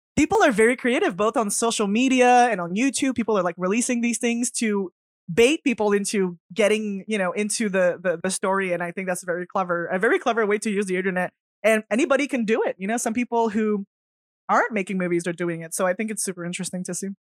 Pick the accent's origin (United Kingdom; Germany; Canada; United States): Canada; I'm French, so I'm French Canadian